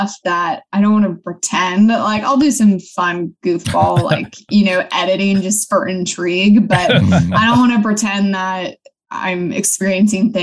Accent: Midwest, United States; also born or lived in Washington; now in California, United States; I grew up in the Midwest

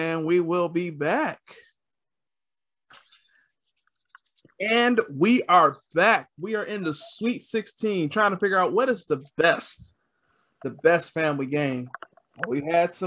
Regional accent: Detroit, Michigan, United States; I'm from Detroit

